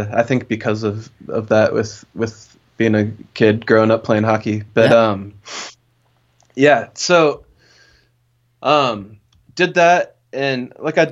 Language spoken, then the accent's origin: English; Denver, Colorado, United States; also born or lived in Kansas; now in Portland, United States; I was born in Denver and then lived for a little bit in Kansas.